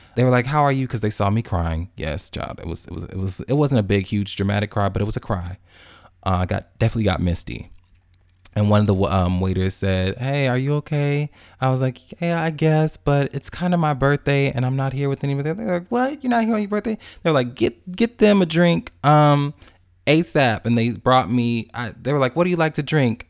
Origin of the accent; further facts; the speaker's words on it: Chicago, Illinois, United States; now in Atlanta, United States; I'm from Chicago originally, even though I live in Atlanta now.